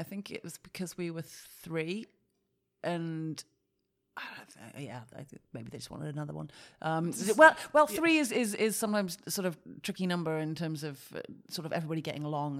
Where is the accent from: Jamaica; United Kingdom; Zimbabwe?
United Kingdom; Wales; In the UK, in Mid Wales.